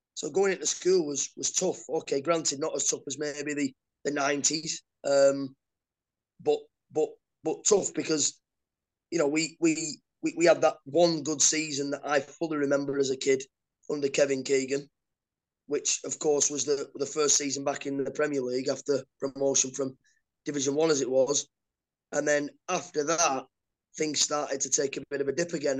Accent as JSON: {"language": "English", "town": "Oldham", "region": "North West England", "country": "United Kingdom", "tie": "born or raised there", "moved": "yes", "said": "I was born in Oldham."}